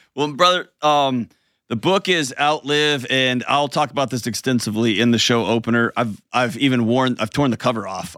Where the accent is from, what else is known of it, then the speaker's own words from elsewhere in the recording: Houston, Texas, United States; now in Nashville, United States; I grew up going to the punk clubs there in Houston where I grew up and in West Texas out there. And now I live in Nashville